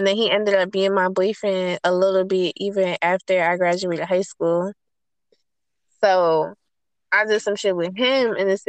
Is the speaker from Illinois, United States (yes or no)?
no; New York, United States; moved away as an adult; I'm from New York and I still go back and forth, but I'm from there